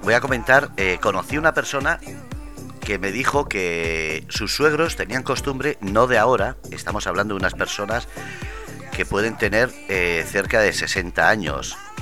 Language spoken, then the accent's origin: Spanish; Ermua, Basque Country, Spain; en Euskadi, eh, por ejemplo, en mi pueblo, en Hermoa